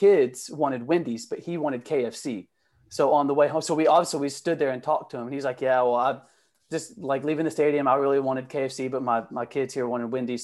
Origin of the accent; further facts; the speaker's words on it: Huntsville, Alabama, United States; I'm from Huntsville, Alabama, so about 2 hours from Nashville south.